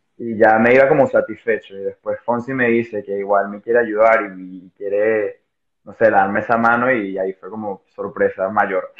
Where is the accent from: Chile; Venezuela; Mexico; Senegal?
Venezuela; now in Spain; soy una persona venezolana también viviendo en España